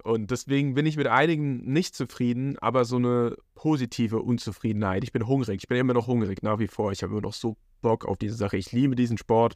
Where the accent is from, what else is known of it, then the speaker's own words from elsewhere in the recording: Aschaffenburg, Bavaria, Germany; moved away; Ist meine Heimat